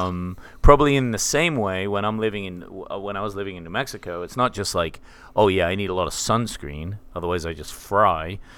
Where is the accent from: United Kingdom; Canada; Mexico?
United Kingdom; England; now in Tennessee, United States; I am English